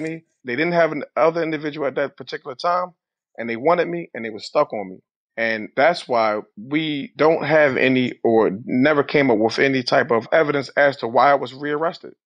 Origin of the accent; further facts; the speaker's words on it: Philadelphia, Pennsylvania, United States; Growing up in Philadelphia, West Philadelphia, life was simple